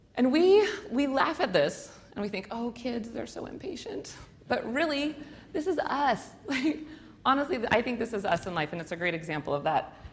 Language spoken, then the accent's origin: English; Spokane, Washington, United States; I grew up on the South Hill, but I end up in an area I didn't even know was a part of Spokane